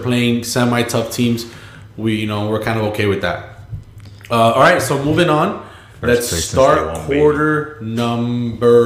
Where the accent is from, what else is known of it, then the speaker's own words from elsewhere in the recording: San Diego, California, United States; I'm from San Diego